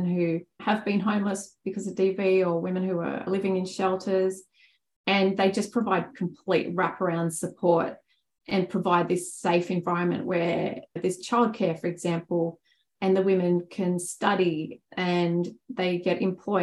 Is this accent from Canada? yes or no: no; Australia; as an Australian